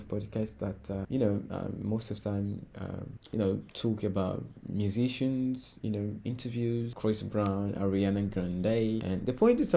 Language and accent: English; Mozambique; first language Portuguese; English is a second language; I was studying English in Mozambique, and here we do speak Portuguese as our mother tongue, our national language. Actually, by the way, Portuguese is my mother tongue.